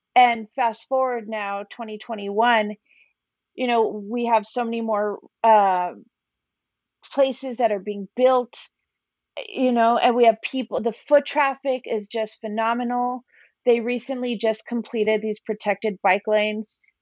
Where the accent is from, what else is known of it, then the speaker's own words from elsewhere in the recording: Tijuana, Baja California, Mexico; also born or lived in New York; now in San Diego, United States; growing up in Tijuana